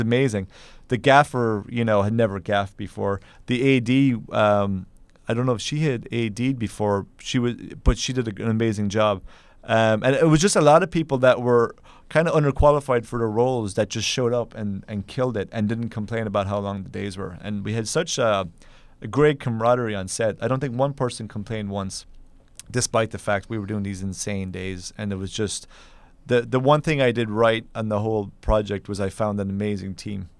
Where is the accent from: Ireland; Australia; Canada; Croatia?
Ireland; Kerry, Munster; now in New York, United States; I'm from Ireland originally, and, uh, I, I'm from a place called Kerry